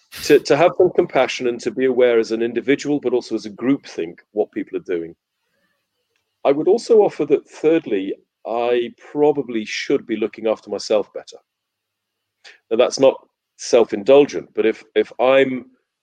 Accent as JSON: {"language": "English", "region": "Wales", "country": "United Kingdom", "said": "I'm Welsh"}